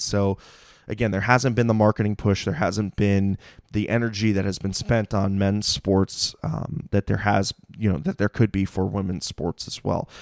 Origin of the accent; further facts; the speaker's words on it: Mountain View, California, United States; I'm a Bay Area native. You know, I'm, I'm from Mountain View